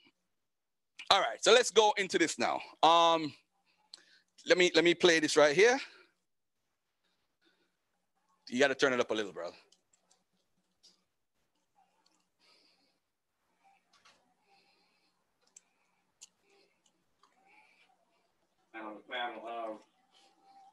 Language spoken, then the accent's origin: English; Jamaica; I'm Jamaican